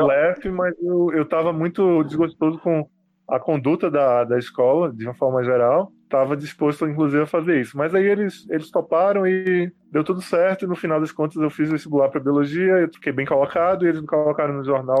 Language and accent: Portuguese; Recife, Pernambuco, Brazil; eu não sou apenas recifense, mas eu cresci, nasci e cresci na, no bairro da Boa Vista